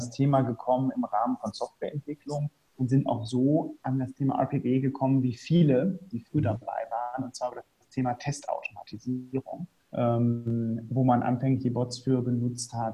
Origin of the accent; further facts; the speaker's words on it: Rhineland, Germany; ich komme ursprünglich aus dem Rheinland, bin jetzt, gehe auf die Mitte 30 zu